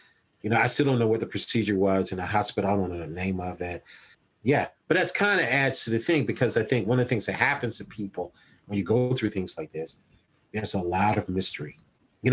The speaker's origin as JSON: {"language": "English", "town": "Columbia", "region": "South Carolina", "country": "United States", "tie": "born or raised there", "said": "the lovely people of 29203. That's where I grew up"}